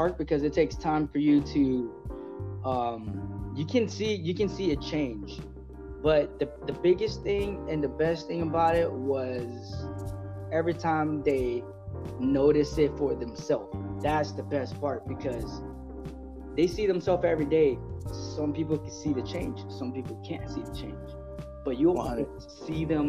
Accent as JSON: {"language": "English", "town": "San Diego", "region": "California", "country": "United States", "tie": "born or raised there", "said": "growing up in City High here in San Diego"}